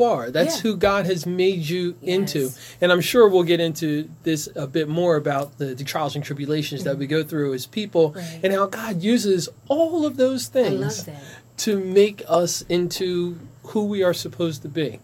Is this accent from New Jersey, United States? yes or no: yes; Ewing Township, New Jersey, United States; I grew up in Ewing, just off of Eggers Crossing Road